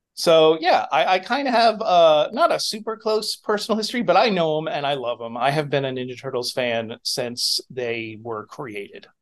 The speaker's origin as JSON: {"language": "English", "region": "New Hampshire", "country": "United States", "tie": "born or raised there", "also_born_or_lived": "Northampton, Massachusetts", "moved": "yes", "said": "I grew up in New Hampshire in the eighties"}